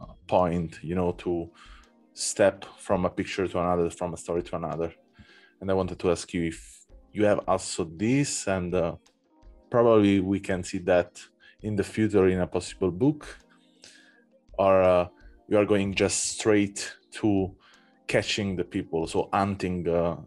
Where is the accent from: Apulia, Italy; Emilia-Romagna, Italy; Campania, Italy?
Campania, Italy; Naples; English is a second language; now in Berlin, Germany; I come from Naples. Oh, you're from Naples? I mean, I was born there and I was living there for half of my life.